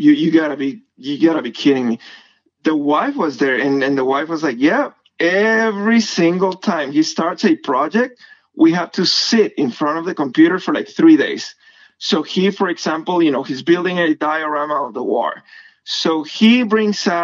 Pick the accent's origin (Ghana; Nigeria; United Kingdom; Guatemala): Guatemala; moved away as an adult; now in United States; I'm from Guatemala